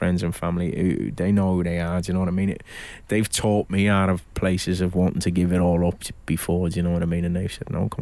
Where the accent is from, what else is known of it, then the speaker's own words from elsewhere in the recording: Liverpool, North West England, United Kingdom; I'm from Liverpool.